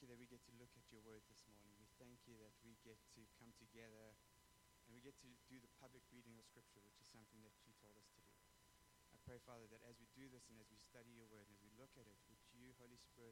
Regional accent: South Africa; moved away; I come from South Africa where we don't have those things

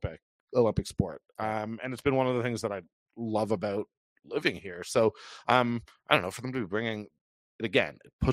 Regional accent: Toronto, Ontario, Canada; now in Calgary, Canada; born and raised in Toronto

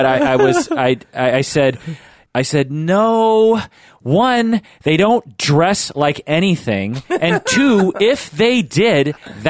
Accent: Issaquah, Washington, United States; It's at my old church that I grew up in Issaquah.

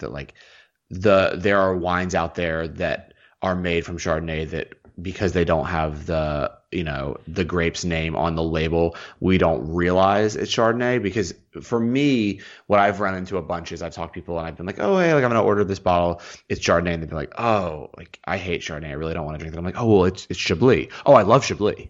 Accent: the South, United States; I am from the South.

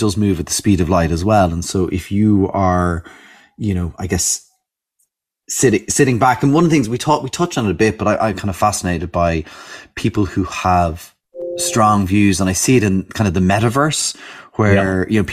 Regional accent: Ireland; as Irish people

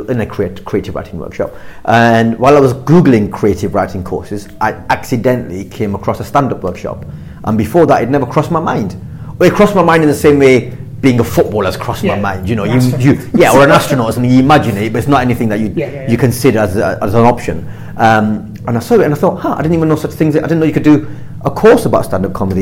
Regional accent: Blackburn, North West England, United Kingdom; I grew up in Blackburn

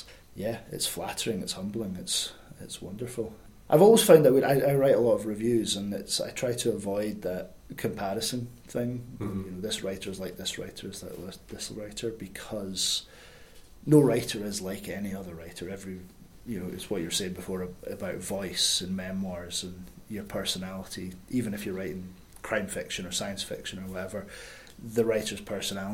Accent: Scotland, United Kingdom; moved away; I'm definitely a Scottish writer. There's a lot in my writing and in my voice that is Scottish

